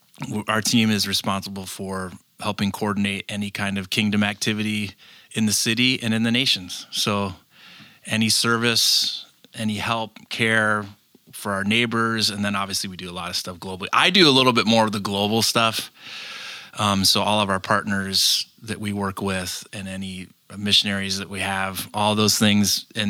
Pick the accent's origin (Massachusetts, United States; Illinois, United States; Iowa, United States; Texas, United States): Illinois, United States; Chicago; also born or lived in Dayton, Ohio / Detroit suburbs, Michigan; I grew up mostly in Chicago. I did, though, spend first grade through seventh grade in the suburbs of Detroit. So I have Michigan roots.